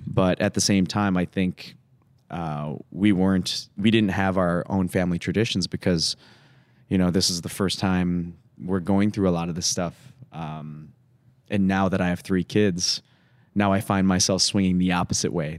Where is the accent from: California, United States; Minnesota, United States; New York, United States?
Minnesota, United States; Woodbury; also born or lived in Atlanta, Georgia / Los Angeles; now in Madison, United States; it was three years old We moved up to Minnesota